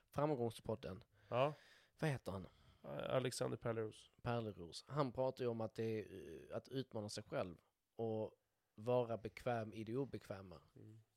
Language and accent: Swedish; Skåne, Sweden; accent: Scanian; en dialekt som skåning. Det, det, det, jag tänker det, det hörs väl rätt tydligt.